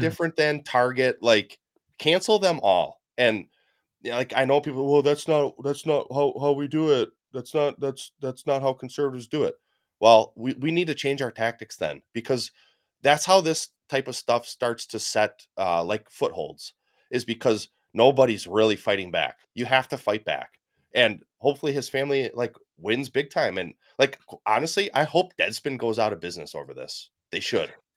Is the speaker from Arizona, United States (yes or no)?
no; Wisconsin, United States; moved away as an adult; also born or lived in Kansas; my home state of Wisconsin